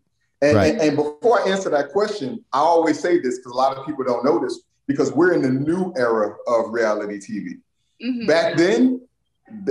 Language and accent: English; Tampa, Florida, United States; I'm a Tampa Bay lifer, man. You know, this is my hometown, man. I'm back in Tampa now as we speak